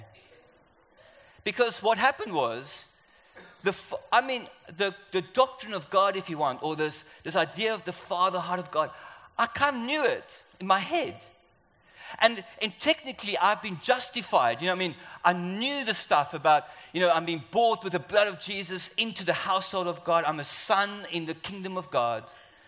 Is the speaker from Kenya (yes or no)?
no; South Africa; moved away; also born or lived in London; I'm South African, or you can hear my accent is different